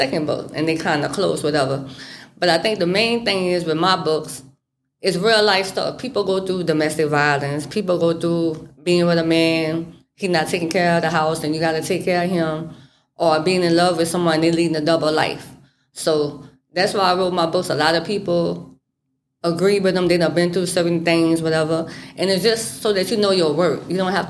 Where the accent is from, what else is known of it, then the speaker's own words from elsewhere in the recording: Houma, Louisiana, United States; now in Thibodaux, United States; I'm from Houma, Louisiana